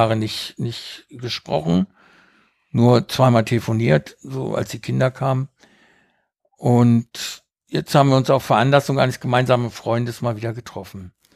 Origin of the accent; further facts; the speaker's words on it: Uruguay; moved away; Ich bin ja auf einer Farm aufgewachsen in Uruguay